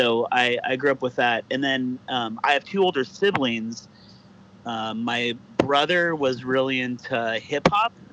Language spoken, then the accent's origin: English; Whittier, California, United States; born or raised there; also born or lived in Orange County